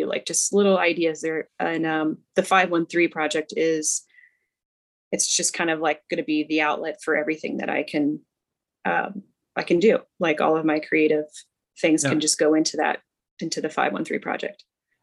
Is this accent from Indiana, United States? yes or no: yes; right outside of Cincinnati, Ohio, Indiana, United States; I grew up in Indiana, but right outside of Cincinnati, Ohio